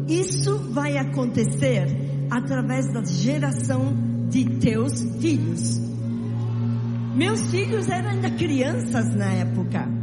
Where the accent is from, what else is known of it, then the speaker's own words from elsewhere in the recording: São Paulo, Brazil; Eu nasci em São Paulo e sou filha desta terra.